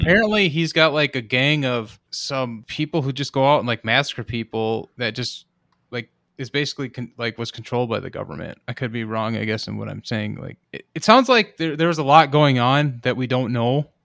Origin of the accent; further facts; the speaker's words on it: United States; as an American